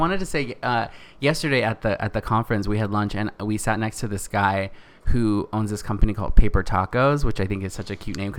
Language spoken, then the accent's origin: English; Northern California, United States; moved away as an adult; now in Los Angeles, United States; he is from the same town that I grew up in Northern California.